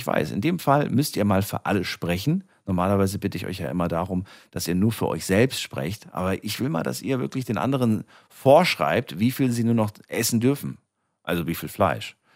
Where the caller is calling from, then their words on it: Ubstadt, Baden-Württemberg, Germany; Ähm, ich komme aus Ubstadt bei Bruchsal.